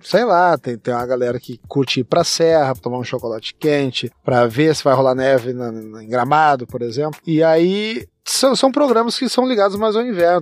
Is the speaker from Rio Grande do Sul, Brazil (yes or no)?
yes; Rio Grande do Sul, Brazil; Nós no Rio Grande do Sul, a gente toma o chimarrão